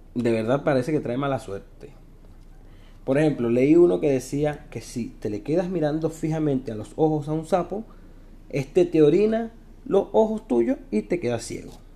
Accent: Venezuela; moved away as an adult; now in Santiago, Chile; soy un emigrante venezolano

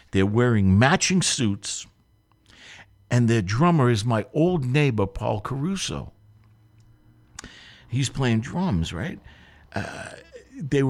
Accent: Boston, Massachusetts, United States; it was my hometown

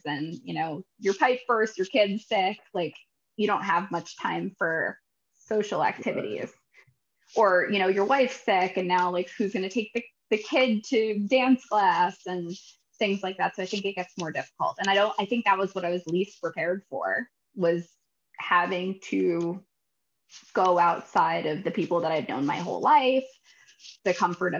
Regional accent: United States; moved away as an adult; also born or lived in New York City; now in California, United States; I grew up right outside of New York City

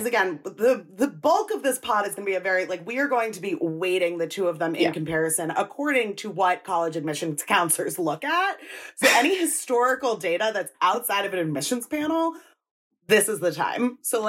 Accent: Northeast, United States; I'm from

